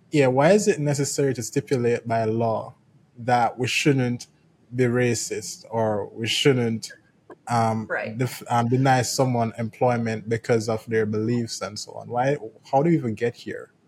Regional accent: Jamaica; I'm from Jamaica

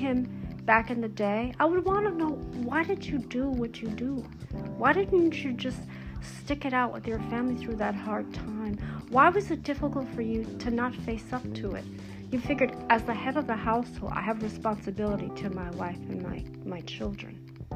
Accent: United States; I was born here in America.

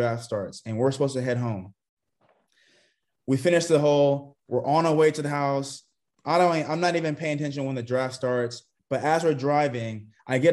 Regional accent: Texas, United States; moved away as an adult; also born or lived in California; I was born in California, but I was raised in Texas.

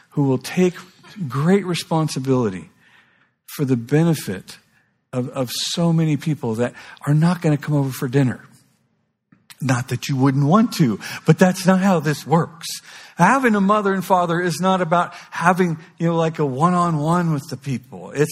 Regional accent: Kauai, Hawaii, United States; It's like I was raised on Kauai. You know, it's the most beautiful place in the world.

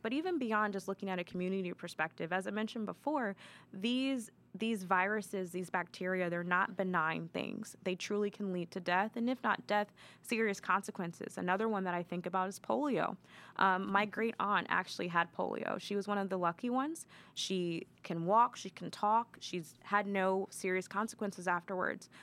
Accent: Maryland, United States; moved away as an adult; now in Columbus, United States; I'm originally from Maryland.

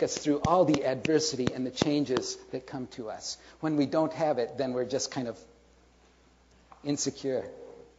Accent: South Korea; I was born and raised in Korea. My parents were missionaries there. I am actually the third generation of my family born in Korea.

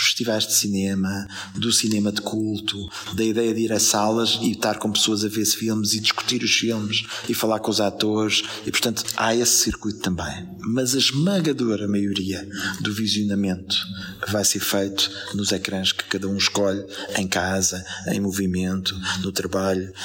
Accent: Portugal; nós somos, se calhar, ao mesmo tempo lisboetas, portugueses, europeus, cidadãos do mundo

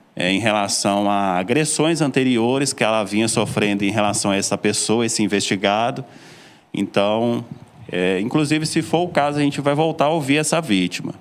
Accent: Belo Horizonte, Minas Gerais, Brazil; accent: mineiro; moved away as an adult; also born or lived in Floresta, Pernambuco; now in Serra Talhada, Brazil; Eu sou mineiro, sou de Belo Horizonte, estou em Pernambuco morando já desde 2018

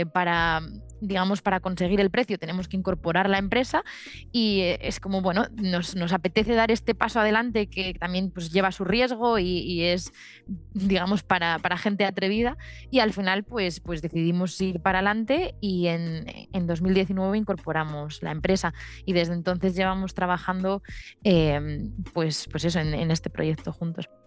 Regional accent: León, Castile and León, Spain; yo soy de León

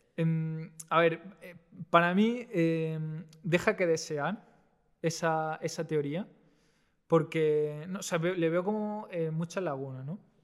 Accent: Almería, Andalusia, Spain; yo soy de Almería

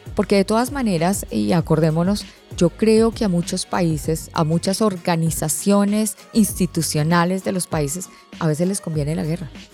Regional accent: Colombia; now in Panama

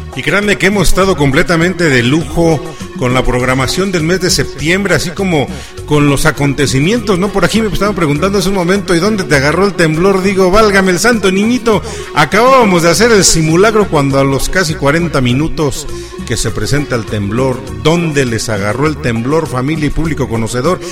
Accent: Mexico; así somos los mexicanos

